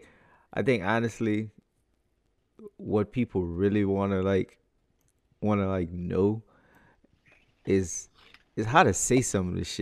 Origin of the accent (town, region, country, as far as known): Louisiana Creole, United States